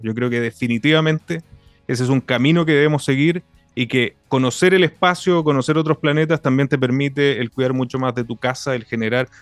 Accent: Iquique, Tarapacá, Chile; Yo vivo en, Iquique, aquí en la región de, de Tarapacá, y siento también una, una responsabilidad del, lugar donde yo nací donde, y donde vivo.

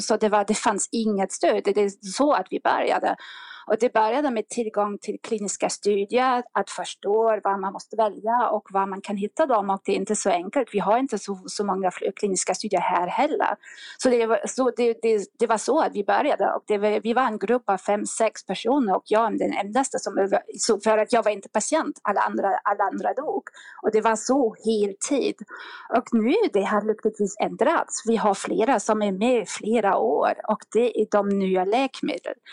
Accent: Germany; Swedish is a second language; moved away; jag kommer från, det, hörs faktiskt, jag, jag kommer från Tyskland och jag har bott utomlands mycket, mycket, mycket tid faktiskt.

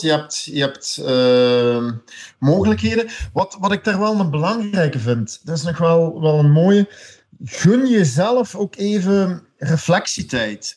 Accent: Belgium; als Belg

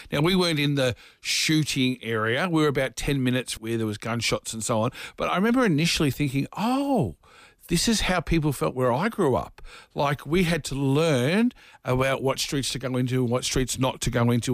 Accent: Dandenong, Victoria, Australia; I grew up in a very rough part of Dufton and Dandenong

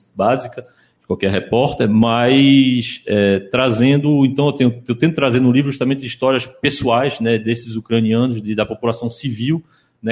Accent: Recife, Pernambuco, Brazil; moved away; also born or lived in Ukraine; eu cresci aqui, cresci aqui em Recife

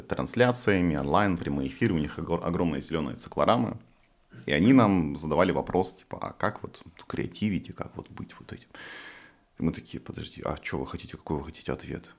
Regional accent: Far East, Russia; moved away; я типа с Дальнего Востока, из деревни

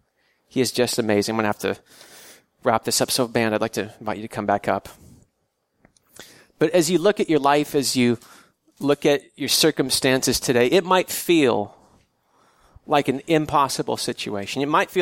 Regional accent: California, United States; I grew up in the San Joaquin Valley in Central California.

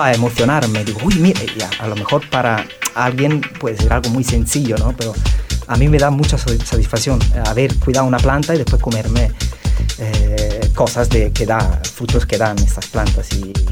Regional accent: Naples, Campania, Italy; Spanish is a second language; moved away as an adult; now in Spain

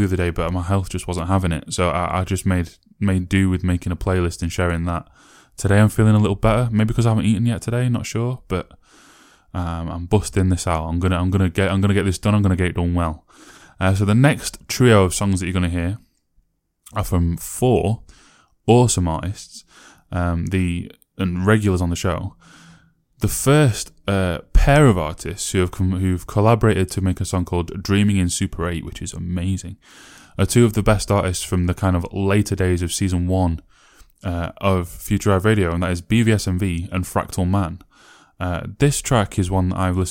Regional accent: Sheffield, Yorkshire and the Humber, United Kingdom; My Hometown in Sheffield

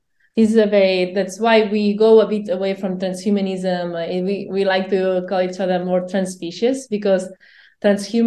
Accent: Barcelona, Catalonia, Spain; I'm from Barcelona

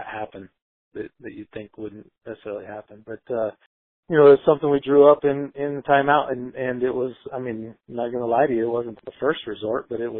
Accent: Kansas, United States; moved away; also born or lived in Iowa; I'm probably thought of as an Iowan, even though I'm from Kansas

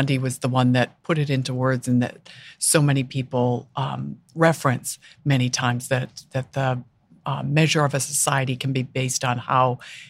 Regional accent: Minnesota, United States; moved away; And when I moved here from Minnesota, I was amazed at the number of animals on the streets.

